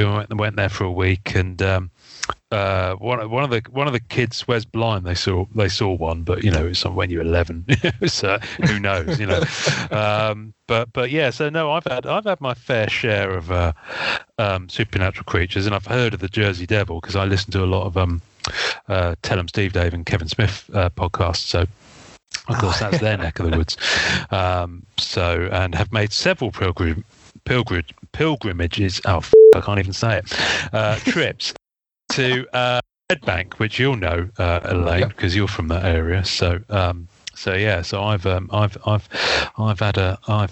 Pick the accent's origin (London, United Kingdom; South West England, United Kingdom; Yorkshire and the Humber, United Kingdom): South West England, United Kingdom; Devon; I grew up in Devon